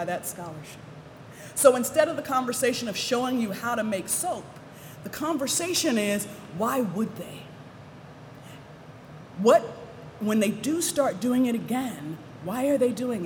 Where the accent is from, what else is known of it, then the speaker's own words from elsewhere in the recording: Williamsburg, Virginia, United States; I grew up in Williamsburg